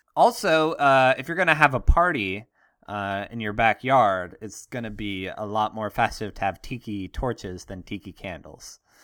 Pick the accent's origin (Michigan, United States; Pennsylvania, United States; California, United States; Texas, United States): Pennsylvania, United States; Pittsburgh; I'm from Pittsburgh, uh, steel, steel nation, Steeler nation